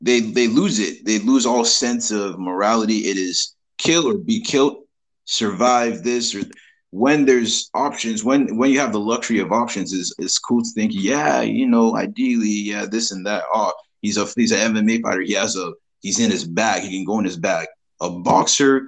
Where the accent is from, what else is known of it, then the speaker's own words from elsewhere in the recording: United States; I'm American.